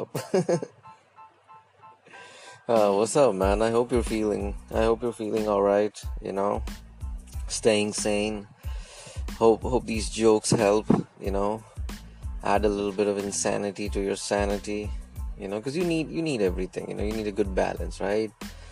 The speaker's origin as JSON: {"language": "English", "country": "India", "also_born_or_lived": "United States", "moved": "as an adult", "said": "I was from India"}